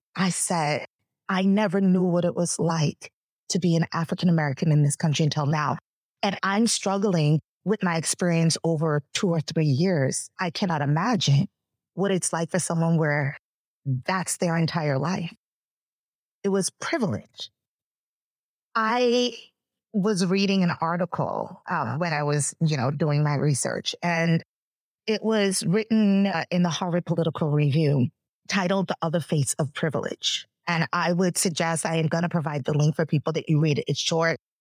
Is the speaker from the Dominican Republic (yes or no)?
no; Bahamas; moved away; I am from the Bahamas. Our country is about 85% Black. So growing up, almost everybody looked just like me